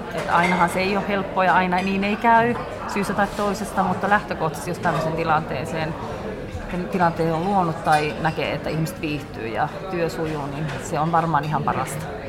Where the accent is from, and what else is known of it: Turku, Southwest Finland, Finland; born or raised there; also born or lived in Mikkeli / Siilinjärvi; now in Kuopio, Finland